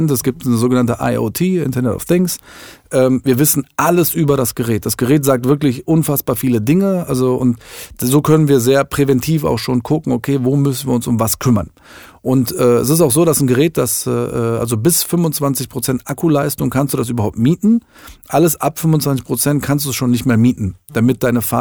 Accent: Düsseldorf, North Rhine-Westphalia, Germany; als ein Düsseldorfer Startup von einem echten Düsseldorfer für seine Leute

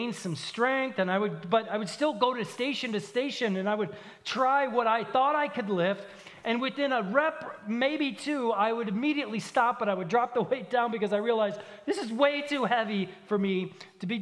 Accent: Minneapolis–Saint Paul, Minnesota, United States; moved away; I'm from the Twin Cities in Minnesota. That's thousands of miles from here

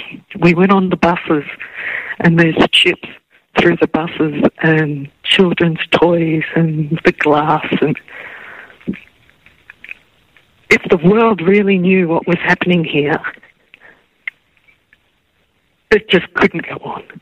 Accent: Australia; I'm from Australia.

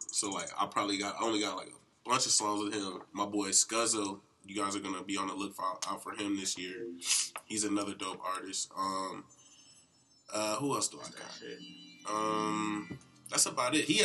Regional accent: Atlanta, Georgia, United States; I'm from uh, the county, North Side.

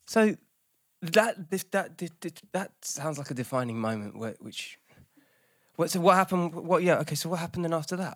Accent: Sussex, South East England, United Kingdom; moved away; I'm from, uh, I'm from Sussex originally.

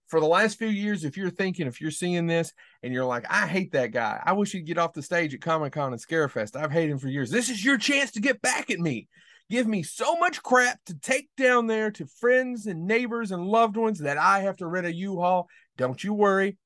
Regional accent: Leslie County, Southeastern Kentucky, United States; I am actually from Southeastern Kentucky, from Leslie County, Kentucky

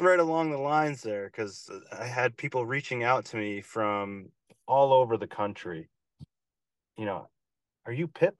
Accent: Albany, New York, United States; also born or lived in Philadelphia; now in Saratoga Springs, United States; I'm from Albany, New York

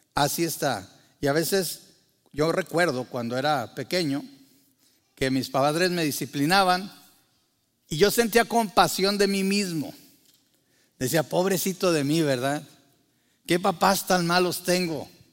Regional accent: Mexico; Para muchos de nosotros que crecimos en México

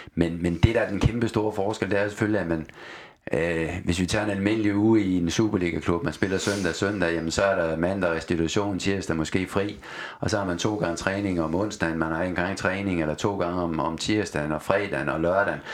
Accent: Aalborg, North Denmark Region, Denmark; moved away; also born or lived in Odense / Austria; Min opvækst var i Aalborg

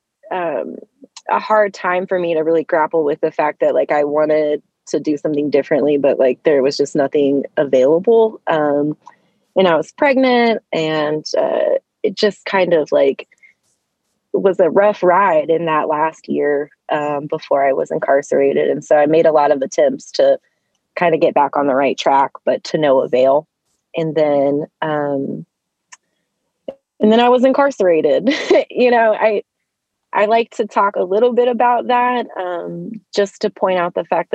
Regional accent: Cincinnati, Ohio, United States; also born or lived in Columbus, Ohio; Pretty much grew up in the Cincinnati area

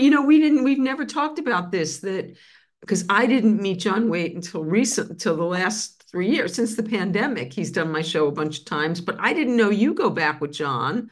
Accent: New York City, New York, United States; moved away; I was first on the Grand Concourse, blocks from Yankee Stadium

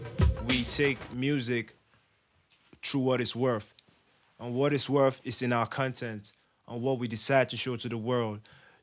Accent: Plateau, Nigeria; Okay, I'm just South repping. I'm from the Plateau. I'm a Biron boy proper.

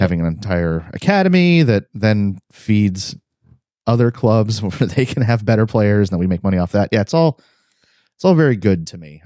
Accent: Cleveland, Ohio, United States; now in Texas, United States; I live in Texas doesn't mean I'm not from Cleveland, Ohio

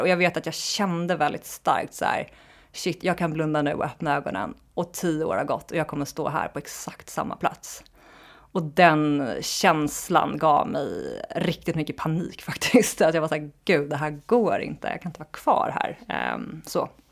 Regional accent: Lidingö, Stockholm County, Sweden; jag är uppvuxen i Stockholm, på Lidingö, en förort utanför Stockholm

